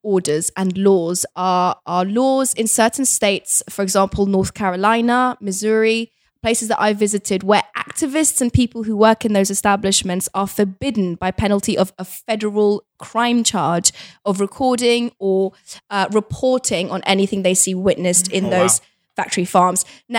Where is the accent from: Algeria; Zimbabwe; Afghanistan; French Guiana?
Afghanistan; Kabul; born there; Look, I was born in Kabul, right? I'm a child of the Afghan war.